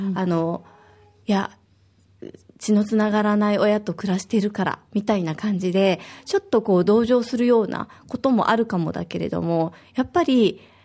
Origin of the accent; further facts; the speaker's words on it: Osaka, Japan; now in Okinawa, Japan; 私は大阪出身